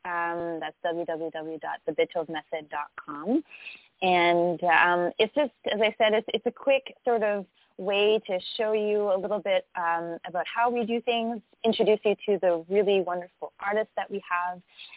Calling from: Canada; So we're calling you from Canada.

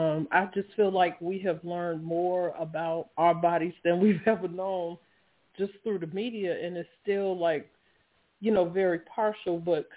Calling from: Laurel, Maryland, United States; I'm calling from Laurel, Maryland.

